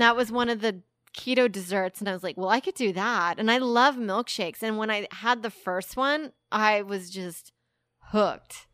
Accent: Texas, United States; I grew up in Tex-, in the suburb of Texas

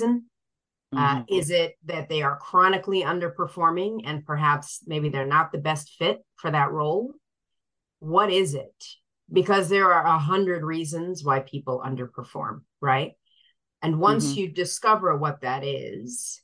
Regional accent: Sierra Leone; moved away; I was born in Sierra Leone

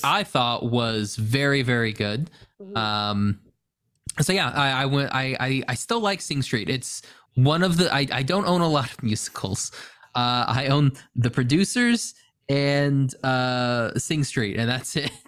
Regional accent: Oklahoma, United States; I'm from Oklahoma

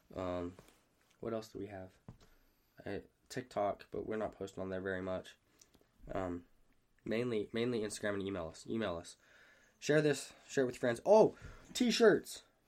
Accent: Hurricane, Utah, United States; moved away; I'm from Hurricane

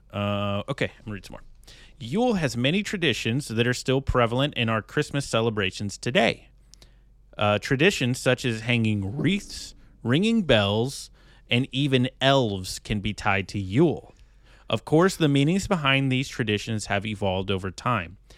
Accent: United States

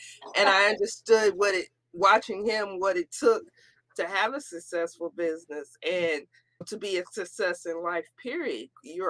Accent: the South, United States; And then also being a Southerner, I bring a different twist coming to the North

